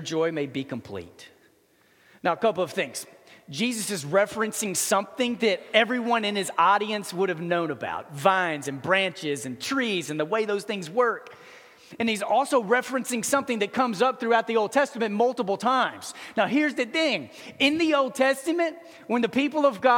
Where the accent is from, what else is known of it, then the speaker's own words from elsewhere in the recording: Dallas, Texas, United States; I grew up in Dallas